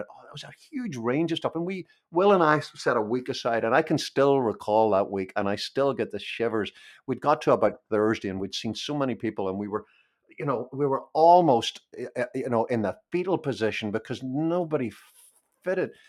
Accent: Belfast, Northern Ireland, United Kingdom; I was born in Belfast and I grew up during the 30 year civil war that we had there

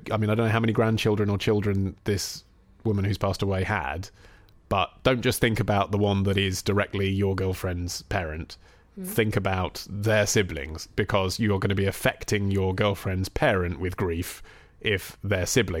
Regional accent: New Orleans, Louisiana, United States; Since we live far away from Montana in my hometown of New Orleans, and will for the foreseeable future

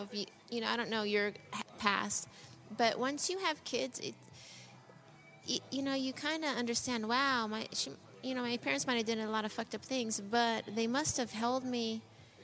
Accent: Colorado, United States; I grew up in Colorado on welfare

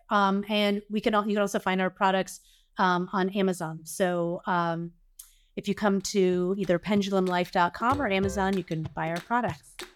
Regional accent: the South, United States; I grew up in the South.

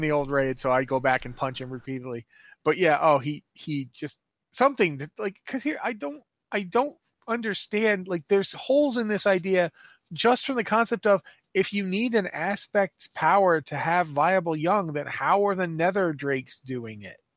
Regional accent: United States; moved away as an adult; now in Canada; I am from the United States

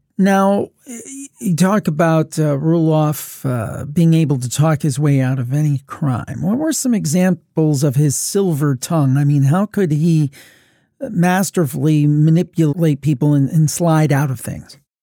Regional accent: Cleveland, Ohio, United States; I'm from the Cleveland area

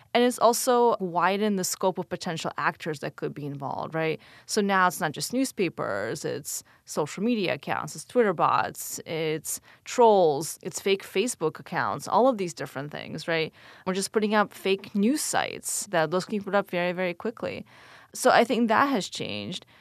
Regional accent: Ukraine; first language Russian; English is a second language; now in United States; I was born in Ukraine, lived there only during the Soviet days, and then my family immigrated in the early nineties, so right during the fall to the U S

